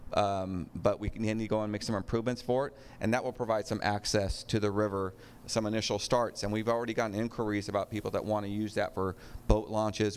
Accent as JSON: {"language": "English", "town": "Sacramento", "region": "California", "country": "United States", "tie": "born or raised there", "lives_now": "West Sacramento, United States", "said": "when I was growing up on the Sacramento side uh, uh, in the pocket area"}